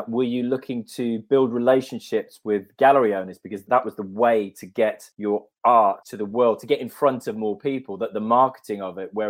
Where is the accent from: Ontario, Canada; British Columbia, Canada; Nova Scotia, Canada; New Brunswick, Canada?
Ontario, Canada; Oakville; born or raised there